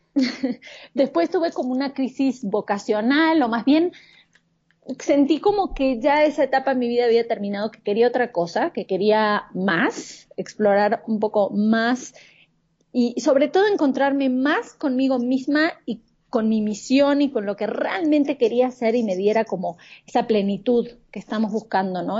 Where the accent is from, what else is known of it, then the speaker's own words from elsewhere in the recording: Argentina; moved away as an adult; now in Mexico City, Mexico; soy de Argentina, pero vivo en la Ciudad de México hace casi seis años